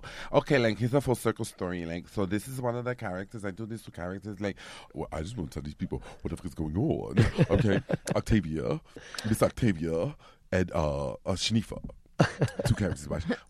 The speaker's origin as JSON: {"language": "English", "region": "New York", "country": "United States", "tie": "born or raised there", "said": "Growing up in New York that had a hard time out there."}